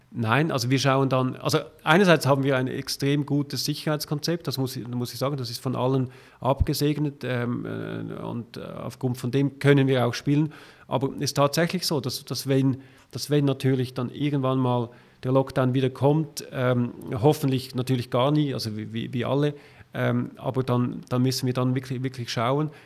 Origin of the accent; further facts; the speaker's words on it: Zurich, Switzerland; als Zürcher